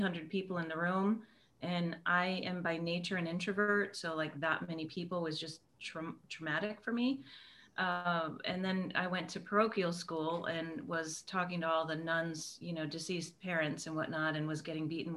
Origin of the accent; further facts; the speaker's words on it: Western Massachusetts, United States; you got to get about an hour and a half east of us before you hit the accent